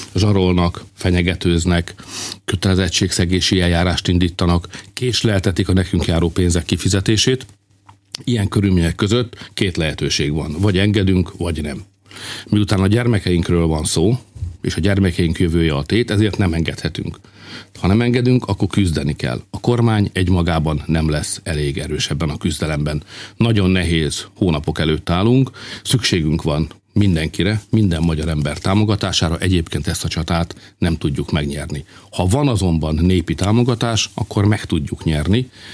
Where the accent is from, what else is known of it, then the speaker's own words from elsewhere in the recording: Hungary; én, mint magyar szülő